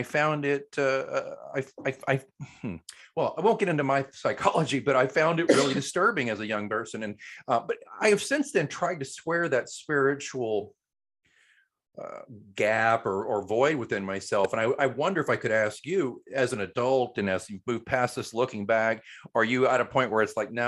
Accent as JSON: {"language": "English", "region": "Oklahoma", "country": "United States", "tie": "born or raised there", "said": "I grew up in a very Southern Baptist community growing up in Oklahoma"}